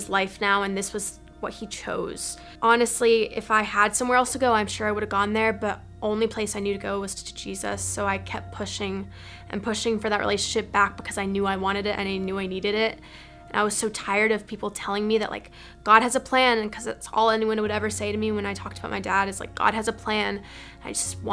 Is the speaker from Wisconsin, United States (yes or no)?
yes; Madison, Wisconsin, United States; I grew up in Madison, Wisconsin, with five older brothers and two wonderful parents, both British.